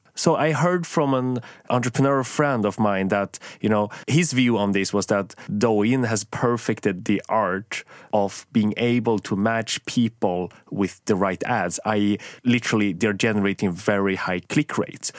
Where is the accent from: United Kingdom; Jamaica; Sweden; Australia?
Sweden; I grew up in Sweden